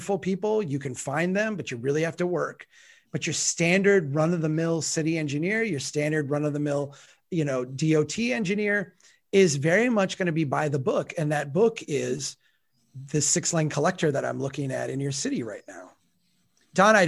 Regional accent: Brainerd, Minnesota, United States; in my hometown of Brainerd right now

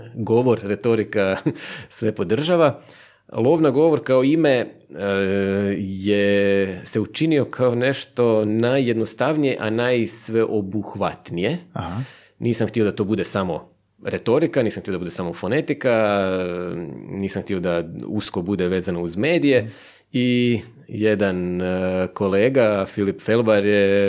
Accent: Buzet, Istria County, Croatia; accent: Buzet kajkavian; moved away as an adult; also born or lived in Zagreb; Ja sam iz Buzeta mjestu u Istri.

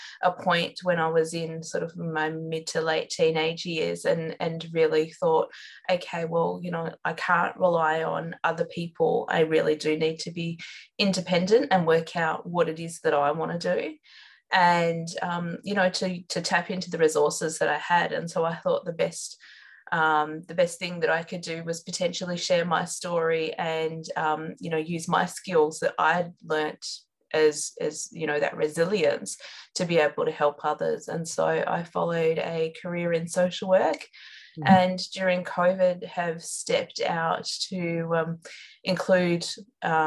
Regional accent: Outback New South Wales, Australia; I grew up in Outback, New South Wales, so very remote location

